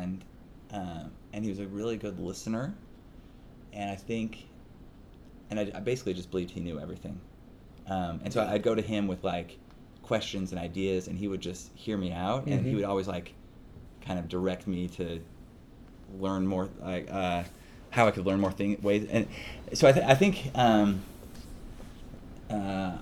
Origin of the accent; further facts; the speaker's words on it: Salt Lake City, Utah, United States; moved away as an adult; now in California, United States; I grew up in Salt Lake City, Utah